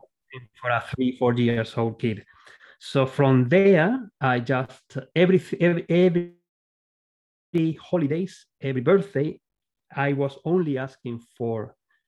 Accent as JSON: {"language": "English", "town": "Córdoba", "region": "Andalusia", "country": "Spain", "tie": "born or raised there", "second_language": "English", "moved": "as an adult", "lives_now": "Australia", "said": "my background is Spanish and I'm from Spain. And in that time, I'm talking about the early 80s, the last century, of course, in Spain, in the city of Cordoba, where I was born"}